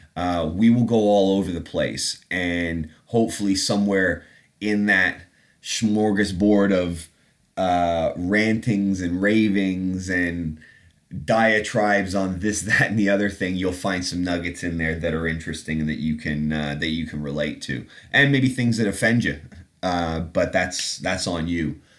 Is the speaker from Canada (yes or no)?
yes; Canada; moved away as an adult; also born or lived in England; now in London, United Kingdom; an accent. Uh, that's from growing up in Canada. I was born in England, but have been back after 20 some odd years in Canada.